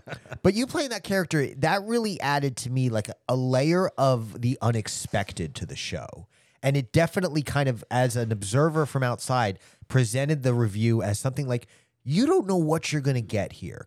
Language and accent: English; Long Island, New York, United States; moved away; also born or lived in Fort Lauderdale, Florida / Broken Arrow, Oklahoma; I was born on Long Island. I, I grew up originally in New York.